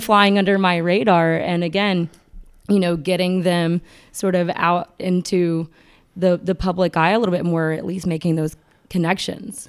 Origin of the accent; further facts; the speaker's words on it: McDonough, Georgia, United States; McDonough, Georgia, which is my hometown